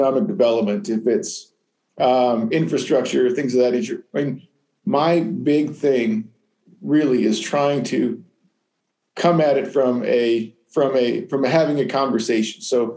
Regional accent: Nevada, United States; moved away as an adult; also born or lived in Arizona; now in Normal, United States; I'm originally from Nevada. I grew up on cattle ranch, four siblings, and it was really very rural.

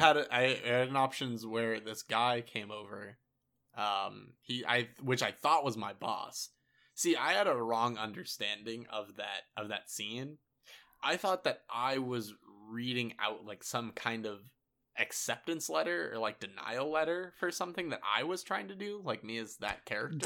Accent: Pennsylvania, United States; I went from Pennsylvania, my hometown

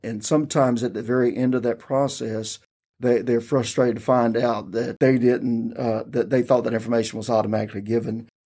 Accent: Maxton, North Carolina, United States; I grew up in Robeson County

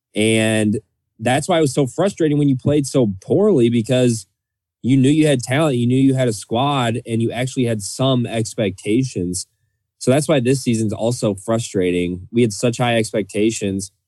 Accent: Michigan, United States; growing up in Michigan

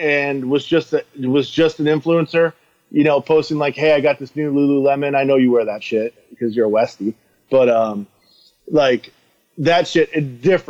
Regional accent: Iowa, United States; I'm from Iowa where we eat everything.

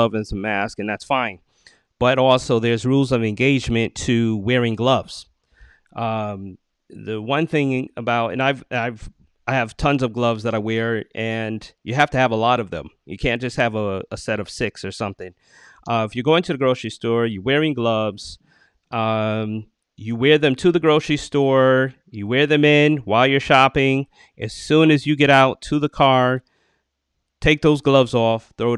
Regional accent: New York, United States; I'm from New York

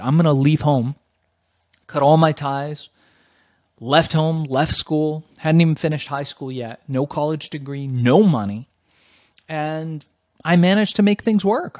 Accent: Los Angeles, California, United States; also born or lived in Iran / Germany; we migrated to the United States by way of Germany, landed in Los Angeles

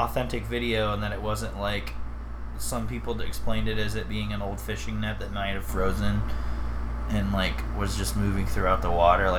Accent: Central Ohio, United States; I come from Central Ohio. You come from Southern Ohio. So there's going to be words that you say differently than me.

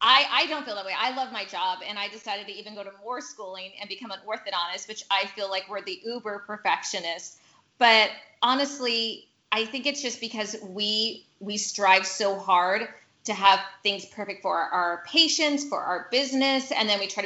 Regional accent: California, United States; also born or lived in Philippines / Hawaii; I was born in the Philippines on a naval base, and then we traveled from there to California. My brother was born, then we went to Hawaii, and then back to California

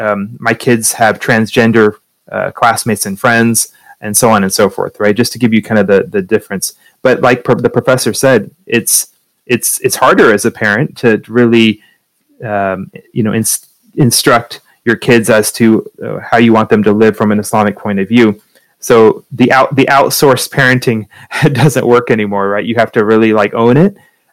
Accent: Idaho border area, Eastern Washington, United States; now in Silicon Valley, United States; I grew up in Eastern Washington, Idaho border area where most people were Christian.

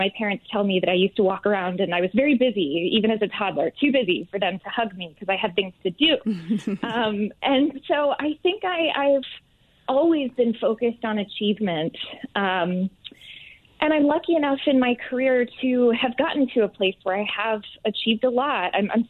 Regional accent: Atlanta, Georgia, United States; also born or lived in Manhattan, New York; now in New York City, United States; I am from Atlanta, yes.

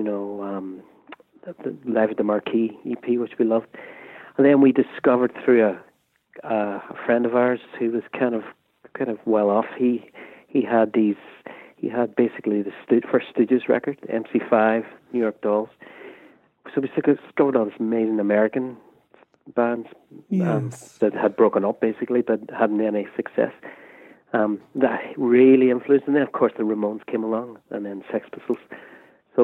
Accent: Derry, Northern Ireland, United Kingdom; born or raised there

